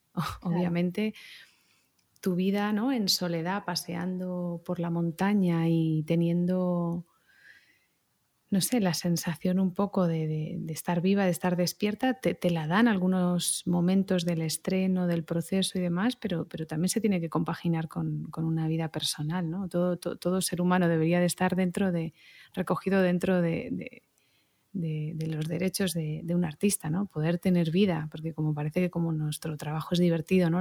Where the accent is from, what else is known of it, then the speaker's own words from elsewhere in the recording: Barcelona, Catalonia, Spain; moved away; also born or lived in Madrid, Spain / Melbourne, Australia; Yo soy nacida en Barcelona y luego Madrid y bueno, un poquito Melbourne